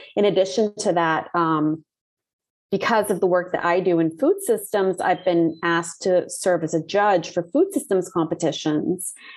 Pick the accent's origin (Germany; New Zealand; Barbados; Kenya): Barbados; moved away as an adult; also born or lived in Puerto Rico / Trinidad / Cayman Islands; we left Puerto Rico and moved to Barbados and remained there